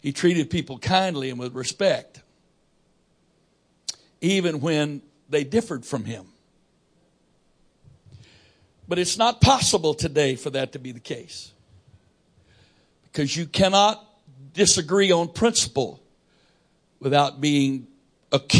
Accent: United States; I'm an American and I'm a Christian

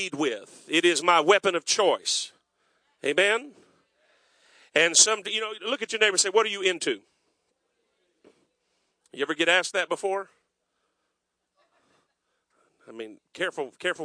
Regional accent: South Florida, United States; now in North Myrtle Beach, United States; I was raised in South Florida

